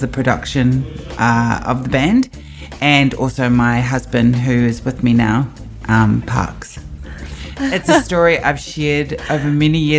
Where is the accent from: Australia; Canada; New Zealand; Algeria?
New Zealand; I am from Aotearoa, New Zealand.